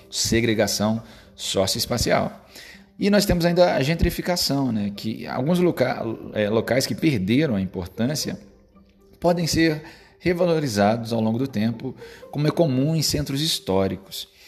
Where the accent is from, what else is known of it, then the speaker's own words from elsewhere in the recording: Rio de Janeiro, Brazil; Eu sou do estado do Rio de Janeiro, e aqui no estado do Rio de Janeiro nós temos a cidade do Rio de Janeiro